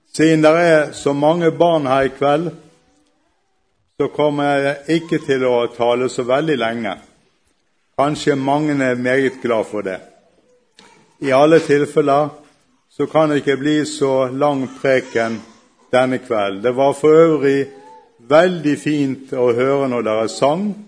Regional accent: Bergen, Vestland, Norway; accent: Bergen dialect; skjønner dere sikkert med en gang hvor jeg kommer fra pga. dialekten. Jeg kommer fra Bergen

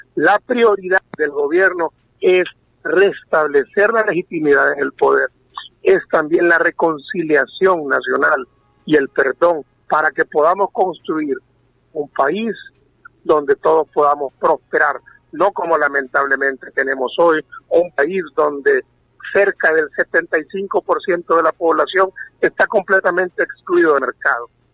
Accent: Honduras; nuestro deber hoy como hondureños

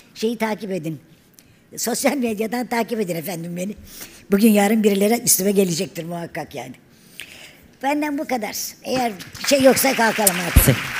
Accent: Turkey; biz Türk'üz.

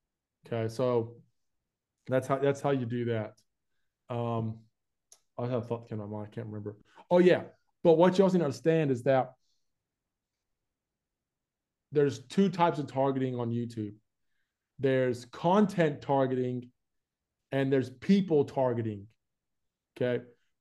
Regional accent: Florida, United States; accent: hybrid mixed accent, southern; moved away as an adult; now in Australia; But like, I grew up in America. I was born there and raised there for 20 years.

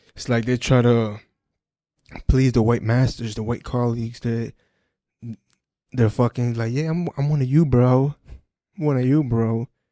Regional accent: Perth Amboy, New Jersey, United States; my hometown, New Jersey, Perth Amboy

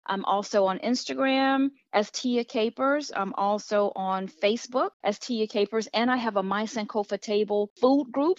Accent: Miami, Florida, United States; now in Charlotte, United States; I live in the Charlotte, North Carolina area. However, I am originally from Miami, Florida.

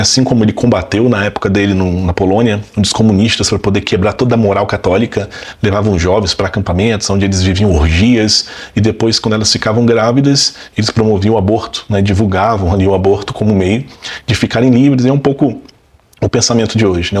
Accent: Brazil; como brasileiros

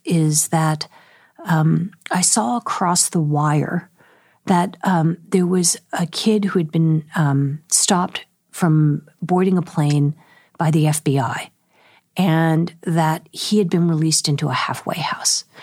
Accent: San Francisco Bay Area, California, United States; I grew up in the San Francisco Bay Area

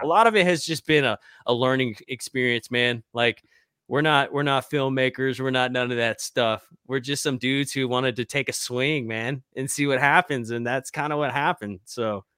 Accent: Arkansas, United States; my hometown up in, like, Arkansas.

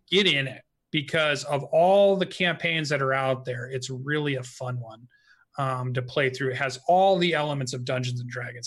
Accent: Phoenix, Arizona, United States; now in Pacific Northwest, United States; I grew up in Arizona for all of my trigger-treating days.

